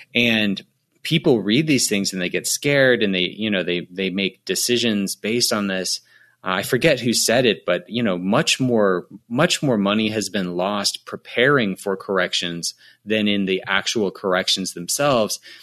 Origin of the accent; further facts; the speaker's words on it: United States; the U S of A, uh, instead, since that's where I'm from